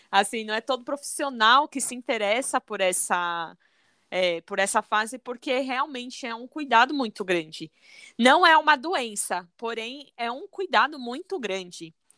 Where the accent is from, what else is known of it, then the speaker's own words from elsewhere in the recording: São Paulo, Brazil; eu sou de São Paulo